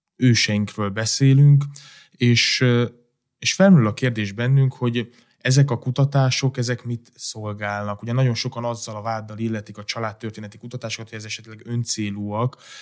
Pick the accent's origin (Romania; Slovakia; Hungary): Romania; Transylvania; de én erdélyi származás vagyok